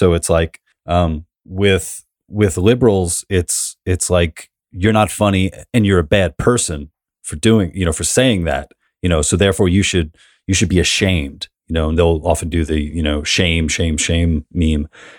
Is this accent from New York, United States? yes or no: yes; New York City, New York, United States; I'm from New York, man.